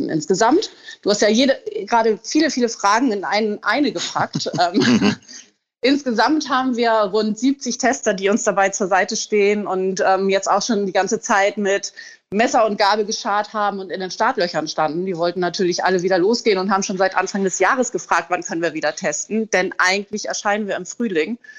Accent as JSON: {"language": "German", "region": "Hamburg", "country": "Germany", "tie": "born or raised there", "moved": "as an adult", "lives_now": "Portugal", "said": "bin schweren Herzens aus Hamburg tatsächlich weggegangen, weil Hamburg eigentlich meine Heimatstadt ist und ich die Stadt auch sehr, sehr liebe."}